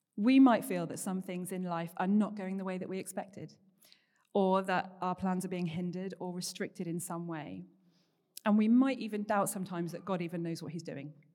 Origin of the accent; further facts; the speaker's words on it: Paignton, South West England, United Kingdom; moved away as an adult; also born or lived in Bath; I grew up down here in Paynton. There's currently four generations of my family, uh, living here in the Bay, so it's always been home